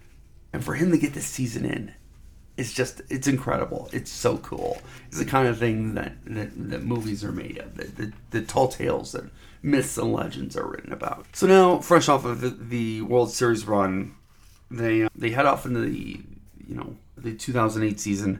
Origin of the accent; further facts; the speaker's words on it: Cleveland, Ohio, United States; now in Denver, United States; I'm from Cleveland